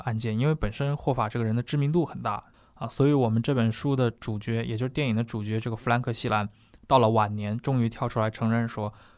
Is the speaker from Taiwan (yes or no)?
no; China; 我们中国人理解可能就像洪门里面所谓双花红棍啊这种